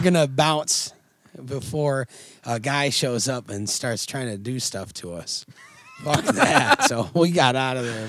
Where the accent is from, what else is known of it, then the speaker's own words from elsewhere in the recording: Oswego, New York, United States; growing up in Oswego